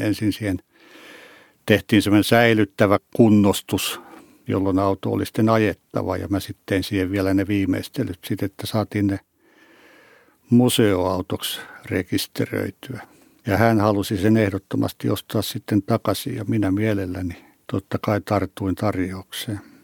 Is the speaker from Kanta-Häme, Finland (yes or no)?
yes; Hausjärvi, Kanta-Häme, Finland; Olen syntyperäinen hausjärveläinen ja asun siellä edelleen